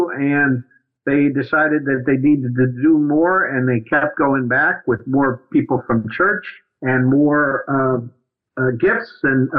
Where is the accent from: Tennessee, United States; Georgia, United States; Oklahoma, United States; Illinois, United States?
Illinois, United States; Dundee; moved away as an adult; also born or lived in New Jersey / New York City / Washington, D.C.; So I grew up outside of Chicago in a small town called Dundee, Illinois. And I had a great childhood, nice, real tiny town. Everybody knew each other.